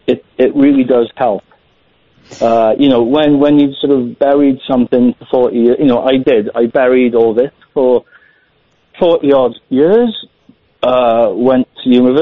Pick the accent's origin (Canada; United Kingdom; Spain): United Kingdom; Wales; accent: Welsh; If I can say, I work in Wales. My accent's a bit Welsh. I work for Welsh government.